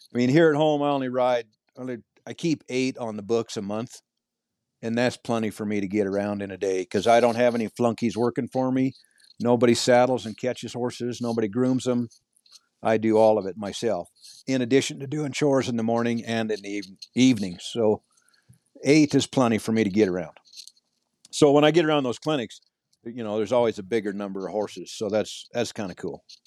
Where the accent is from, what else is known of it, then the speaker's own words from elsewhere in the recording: Montana, United States; I was born and raised in Montana